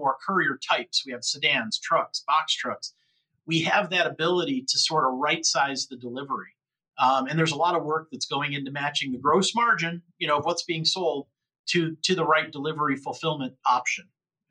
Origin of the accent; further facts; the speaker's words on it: Buffalo, New York, United States; I'm from near Buffalo, New York. I grew up near Buffalo